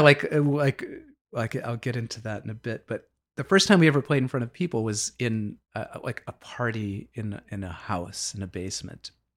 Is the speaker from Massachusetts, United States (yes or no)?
yes; Boston, Massachusetts, United States; also born or lived in Dorchester; always in the Boston area. Like, I was born in Dorchester, and then my family moved quite a bit when I was young